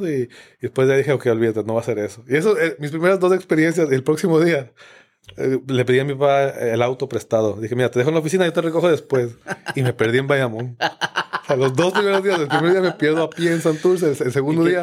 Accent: Quito, Pichincha, Ecuador; Yo soy de Quito, exacto. es una ciudad grande, grande

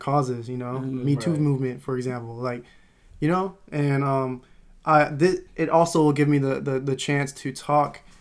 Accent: Modesto, California, United States; I'm coming from Modesto, California

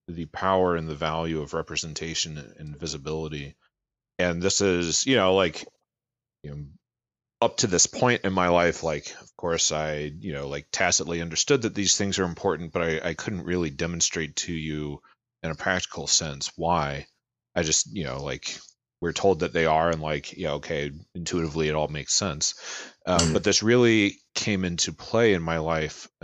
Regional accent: Baltimore, Maryland, United States; growing up in Baltimore

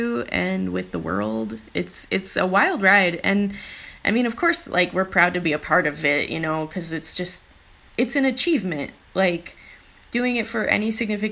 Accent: Illinois, United States; I grew up in Illinois in a rural like cornfield

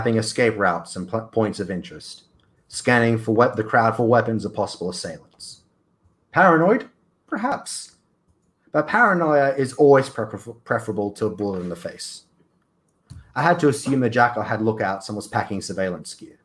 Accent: Australia; as an Australian

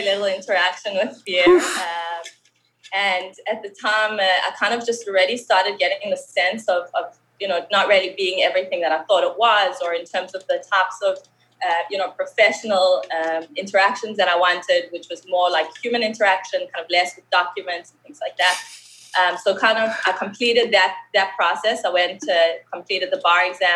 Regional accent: Johannesburg, Gauteng, South Africa; accent: South African; moved away as an adult; now in Israel; I made Aliyah. I moved from Johannesburg, from South Africa. You can still hear the accent

